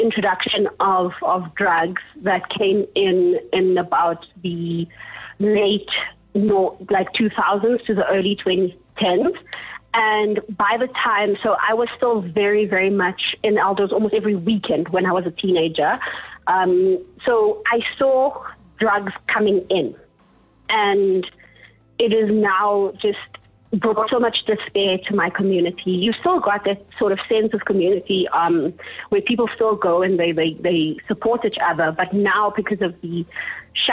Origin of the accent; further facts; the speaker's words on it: Johannesburg, Gauteng, South Africa; So I grew up in Elders in the 1990s. I was born in 1993.